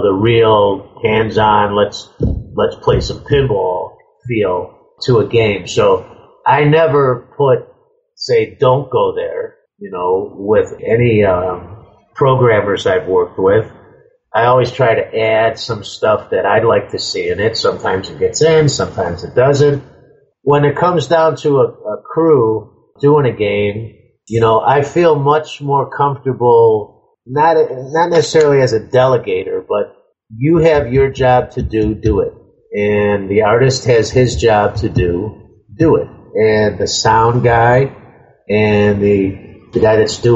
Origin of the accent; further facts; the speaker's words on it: Cicero, Illinois, United States; I grew up in Cicero, Illinois.